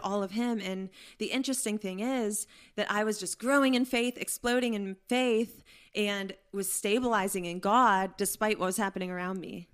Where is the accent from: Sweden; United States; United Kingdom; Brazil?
United States; Pittsburgh, Pennsylvania; moved away; I'm from Pittsburgh, Pennsylvania.